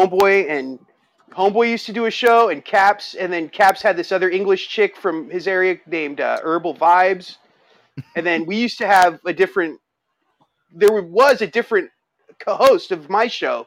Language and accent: English; Los Angeles, California, United States; I'm from